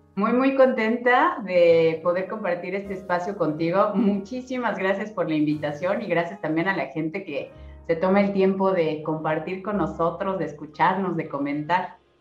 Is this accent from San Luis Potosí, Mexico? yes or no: no; Cancún, Quintana Roo, Mexico; yo soy de Cancún